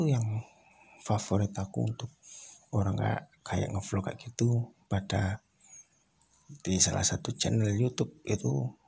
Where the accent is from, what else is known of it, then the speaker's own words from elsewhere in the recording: Surabaya, East Java, Indonesia; Kalau orang Jawa kan memang aku asli Jawa, Jawa Timur. Wong Surabaya.